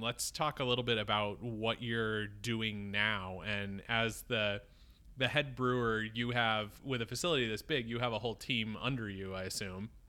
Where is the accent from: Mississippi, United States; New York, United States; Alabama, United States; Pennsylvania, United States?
New York, United States; Syracuse; moved away; I grew up in Syracuse